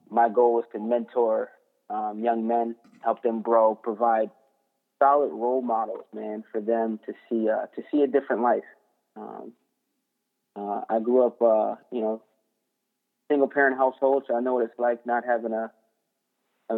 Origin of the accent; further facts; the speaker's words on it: Delaware, United States; moved away as an adult; also born or lived in Pennsylvania; now in Washington, United States; I'm from the East Coast, born in Pennsylvania. I grew up in Delaware. I'm a long way from home, and I'm out here because the military moved me around.